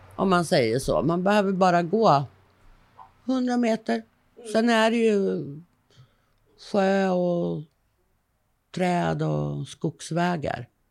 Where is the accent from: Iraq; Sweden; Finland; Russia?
Sweden; Stockholm, Stockholm County; accent: Stockholm dialect (stockholmska); also born or lived in Södermanland / Åsljunga; now in Perstorp, Sweden; jag är uppifrån Sörmland. Jag är född i Stockholm, så att man hör nog stockholmskan slå igenom lite mycket ibland.